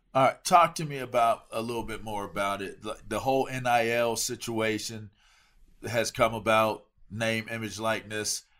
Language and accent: English; East Coast, United States; I'm from the East Coast